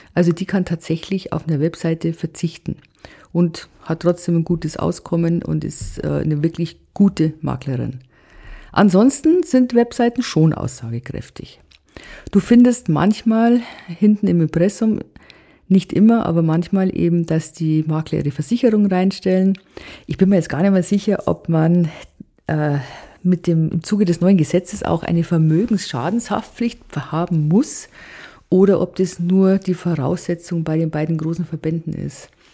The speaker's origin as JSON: {"language": "German", "country": "Germany", "said": "bei uns in Deutschland"}